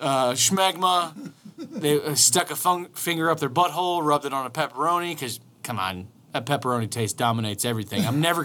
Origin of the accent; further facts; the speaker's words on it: United States; we're American.